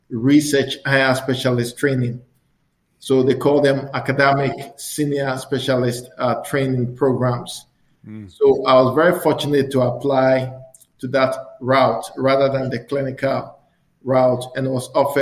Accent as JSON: {"language": "English", "town": "Koforidua", "region": "Eastern Region", "country": "Ghana", "tie": "born or raised there", "moved": "as an adult", "lives_now": "Edmonton, Canada", "said": "I was born in Ghana, the Eastern Regional Capital, a city called Koforidua. So I'm the only son of my mom. I've got four sisters, and we all grew up in Koforidua"}